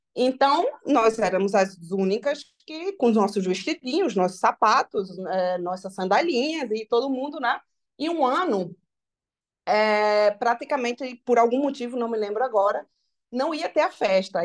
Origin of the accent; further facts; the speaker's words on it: Brazil; moved away; eu sou brasileira